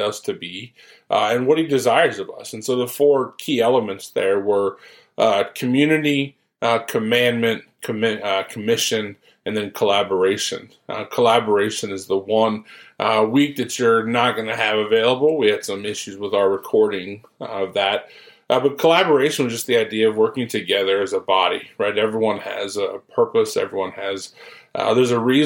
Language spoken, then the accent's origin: English; Ohio, United States; moved away as an adult; now in Follansbee, United States; I'm from Ohio, so I grew up there